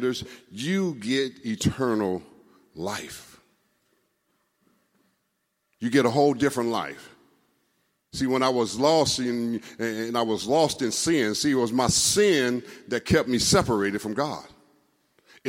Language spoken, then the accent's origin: English; Los Angeles, California, United States; I grew up here in California, went to Crenshaw High.